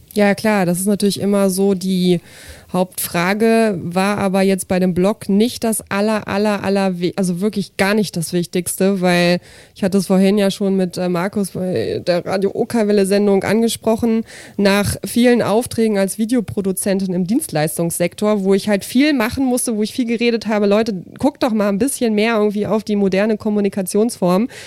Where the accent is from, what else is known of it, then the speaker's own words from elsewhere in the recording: Braunschweig, Lower Saxony, Germany; aus Braunschweig